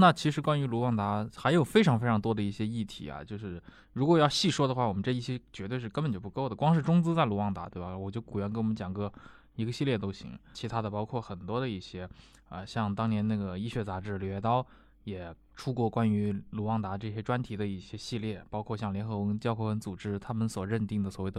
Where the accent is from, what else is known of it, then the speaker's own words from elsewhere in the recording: China; 值得我们中国人去稍微做一下了解的